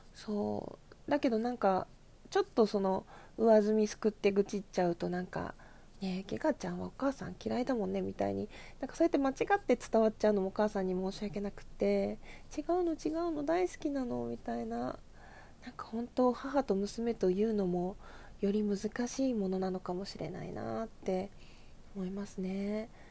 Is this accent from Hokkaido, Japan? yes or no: yes; Asahikawa, Hokkaido, Japan; moved away as an adult; 旭川出身